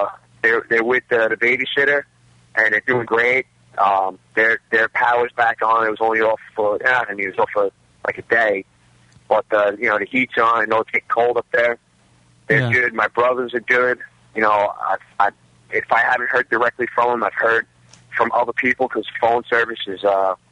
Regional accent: Staten Island, New York, United States; Staten Island, and I'm from, obviously, Staten Island

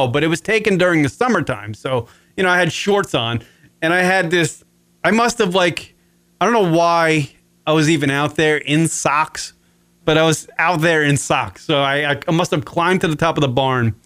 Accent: Wading River, New York, United States; Wading River, Long Island.

